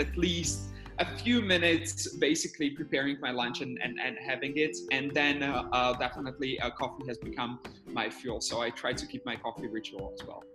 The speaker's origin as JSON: {"language": "English", "town": "Bratislava", "region": "Bratislava Region", "country": "Slovakia", "tie": "born or raised there", "said": "currently, I'm based in my hometown in Bratislava."}